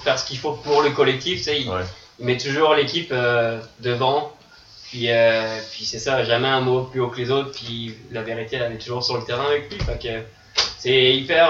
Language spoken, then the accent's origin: French; France; now in Montreal, Canada; je suis français